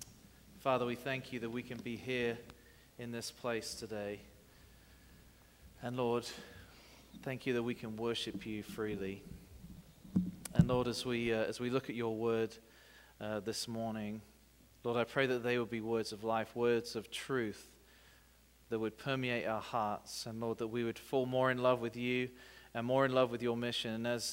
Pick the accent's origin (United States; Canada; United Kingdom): United Kingdom; England; You may not be able to understand my accent, but you can hear me, right? Okay. And well, good morning and happy 4th of July. I know that sounds kind of ironic coming from an Englishman